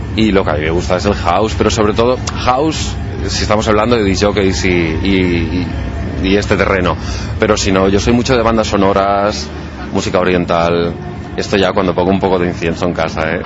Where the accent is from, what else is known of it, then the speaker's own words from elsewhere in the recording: Balaguer, Catalonia, Spain; Tenía 12 años y había una discoteca, yo soy de Balaguer, en Lleida es la segunda capital de comarca